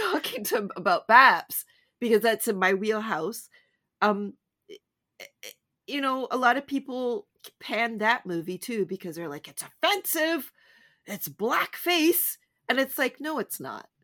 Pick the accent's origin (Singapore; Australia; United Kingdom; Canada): Canada; I'm so Canadian